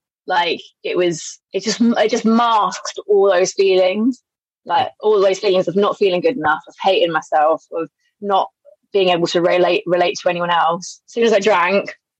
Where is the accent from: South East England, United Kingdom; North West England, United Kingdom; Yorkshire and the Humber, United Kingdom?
South East England, United Kingdom; Berkshire; moved away as an adult; also born or lived in Southeast Asia; now in London, United Kingdom; I grew up in Berkshire